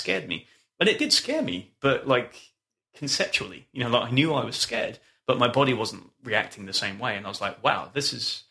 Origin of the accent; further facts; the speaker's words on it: England, United Kingdom; moved away as an adult; also born or lived in Scotland; now in North Carolina, United States; I'm from a cold place, right? I grew up in England and then went to university in Scotland